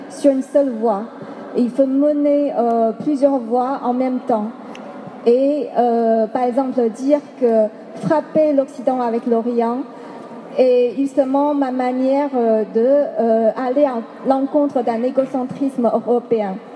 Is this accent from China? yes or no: yes; China; puisque je viens de la Chine, on aura peut-être tendance à penser que, à relier tout de suite euh, à ce projet à des spécificités, spécificités chinoises.